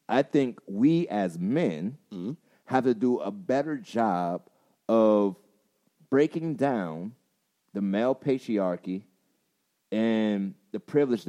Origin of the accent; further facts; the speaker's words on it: Charleston, South Carolina, United States; I'm from Charleston, South Carolina